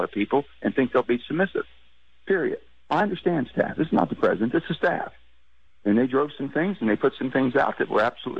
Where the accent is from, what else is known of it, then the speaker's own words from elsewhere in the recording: West Virginia, United States; I'm from West Virginia. I'm not from where they're from.